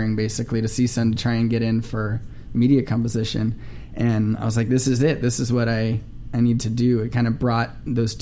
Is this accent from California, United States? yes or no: yes; Simi Valley, California, United States; also born or lived in North Hollywood; I'm from Simi Valley. So I was actually born in the Valley, grew up in Simi Valley, and now I live in North Hollywood